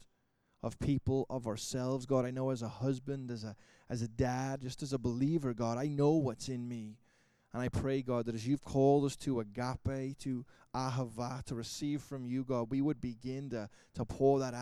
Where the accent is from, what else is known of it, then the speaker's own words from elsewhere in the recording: Liverpool, North West England, United Kingdom; I am from Liverpool